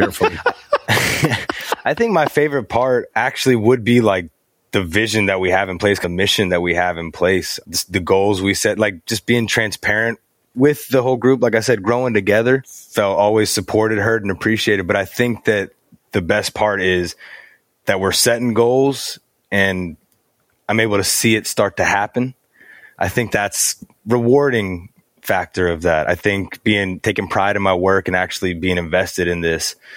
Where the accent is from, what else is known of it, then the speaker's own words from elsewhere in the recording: Alabama, United States; I'm from Alabama